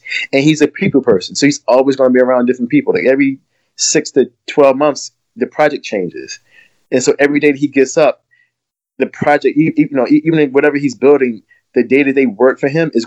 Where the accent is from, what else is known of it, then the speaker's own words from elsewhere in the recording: Glen Allen, Virginia, United States; I grew up in Glen Allen, which is like a county just outside of Richmond, Virginia